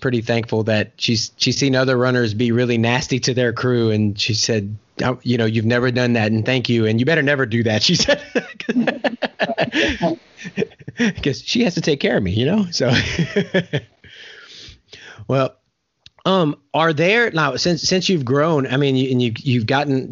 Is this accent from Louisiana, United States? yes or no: yes; Louisiana, United States; moved away; I'm from Louisiana